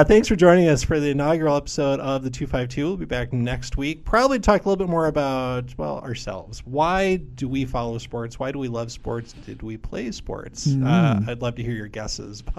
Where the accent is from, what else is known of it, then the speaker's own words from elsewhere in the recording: Minnesota, United States; As a Minnesotan